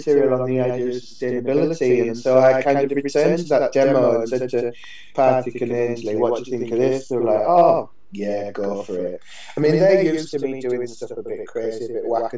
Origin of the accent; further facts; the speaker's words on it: York and Leeds, Yorkshire and the Humber, United Kingdom; moved away as an adult; also born or lived in Aberdeen / Edinburgh; It's a big Irish community in York and Leeds, where we're from.